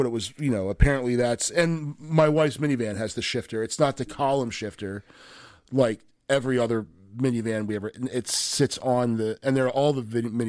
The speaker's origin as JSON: {"language": "English", "country": "United States", "tie": "born or raised there", "said": "I grew up in Frederick County."}